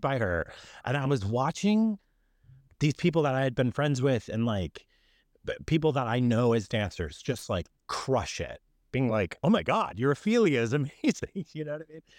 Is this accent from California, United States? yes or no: no; Chicago, Illinois, United States; moved away as an adult; also born or lived in Florida; born and raised in Chicago, I left when I was eighteen for school